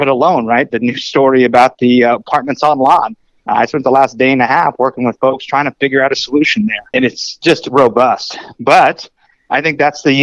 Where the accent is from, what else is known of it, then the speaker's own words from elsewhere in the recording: Jackson County, Missouri, United States; I'm from Jackson County